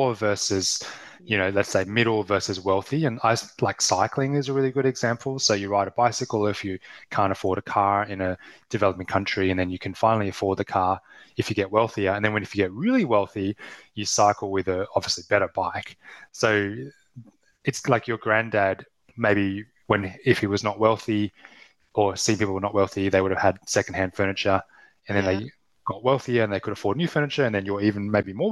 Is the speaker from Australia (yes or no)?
yes; Australia; accent: Australian; I'm Australian accent